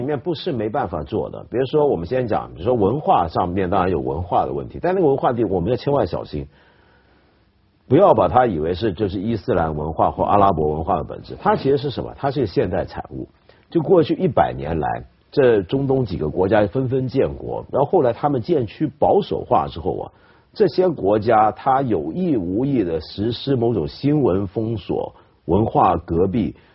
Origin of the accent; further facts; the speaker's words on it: China; 我们中国人